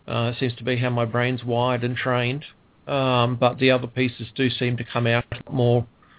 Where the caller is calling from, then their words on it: Ballarat, Victoria, Australia; because I'm calling from Ballarat, which is in Victoria, down the southeast corner.